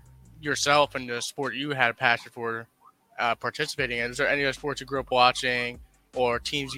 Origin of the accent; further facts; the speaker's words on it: New York City, New York, United States; As someone who also grew up in New York City, I'm from the Bronx, you're from Brooklyn.